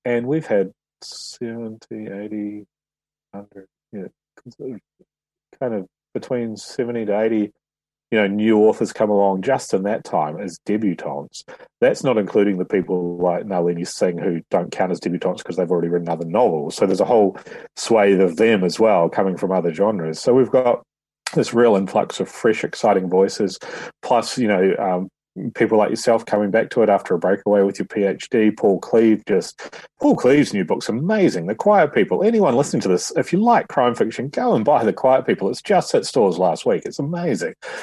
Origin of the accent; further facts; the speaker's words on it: New Zealand; now in United Kingdom; my homeland